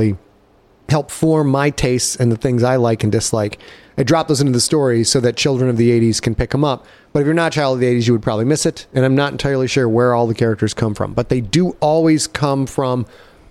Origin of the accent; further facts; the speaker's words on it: Cheboygan, Michigan, United States; back when I was a kid, growing up in Sheboygan, Michigan